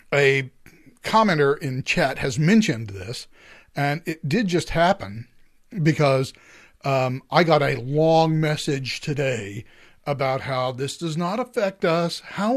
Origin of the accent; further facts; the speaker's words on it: United States; also born or lived in Netherlands; I'm an American. Heck, yeah. I lived in the Netherlands for freaking 3 years, and I could barely speak Dutch at the end of it.